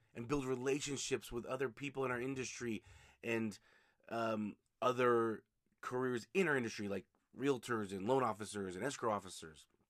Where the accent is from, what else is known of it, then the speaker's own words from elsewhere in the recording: Utah, United States; here in Utah, my home state